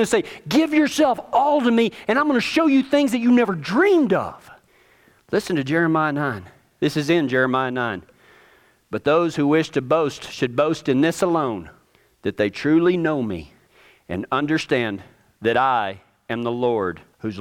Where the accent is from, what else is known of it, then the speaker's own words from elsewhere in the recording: Texas, United States; I'm from Texas